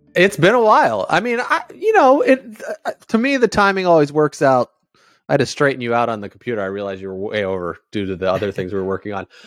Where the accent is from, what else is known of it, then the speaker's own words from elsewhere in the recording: Midwest, United States; myself growing up in the Midwest